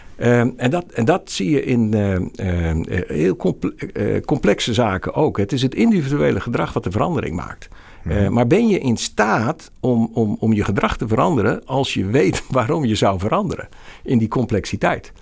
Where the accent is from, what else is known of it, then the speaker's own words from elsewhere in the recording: Rotterdam, South Holland, Netherlands; also born or lived in Groningen; Ik ben een Rotterdammer, ik ben no-nonsense, ik heb heel lang in Groningen gewerkt